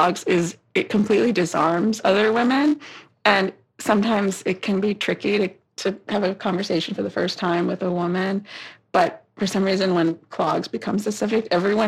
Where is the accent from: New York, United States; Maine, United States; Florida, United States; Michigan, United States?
New York, United States; New York City; I grew up in Brooklyn